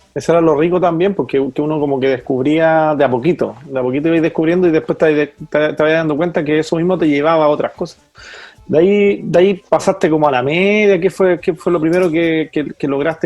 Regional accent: Colchagua Valley, O'Higgins, Chile; somos, somos de aquí del Valle Colchagua y, estamos en San Fernando

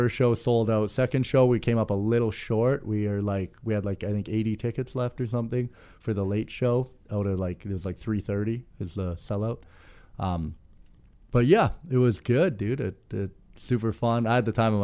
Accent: Prince George, British Columbia, Canada; I'm originally here from Prince George, BC.

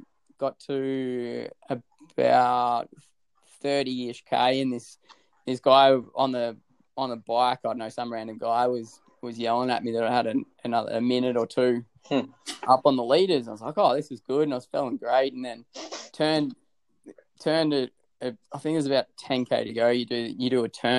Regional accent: Australia

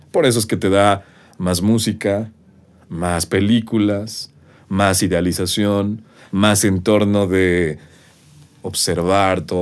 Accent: Mexico; somos los mexicanos

